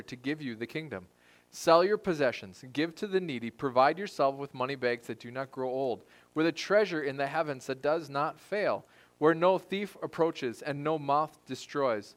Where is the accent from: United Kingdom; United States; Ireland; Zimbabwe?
United States; we're American. We're privileged to be Americans.